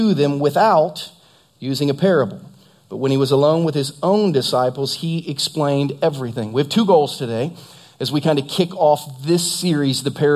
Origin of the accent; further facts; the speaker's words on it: Southern Ohio, United States; now in Lee's Summit, United States; at Ohio State where I grew up in Southern Ohio